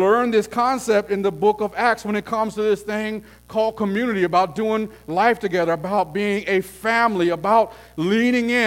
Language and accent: English; El Paso, Texas, United States; I grew up in El Paso, Texas, where it's 114 degrees.